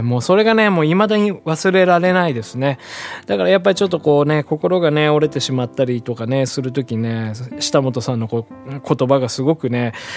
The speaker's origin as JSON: {"language": "Japanese", "region": "Hiroshima", "country": "Japan", "tie": "born or raised there", "moved": "as an adult", "lives_now": "Tokyo, Japan", "said": "地 元のオクラホマ、まあ、またの名を広島というんです"}